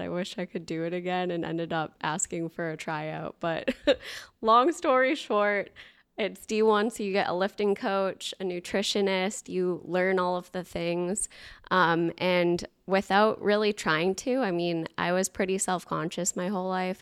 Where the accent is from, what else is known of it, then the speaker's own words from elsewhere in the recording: Boston, Massachusetts, United States; moved away; also born or lived in New Hampshire; grew up in the Boston area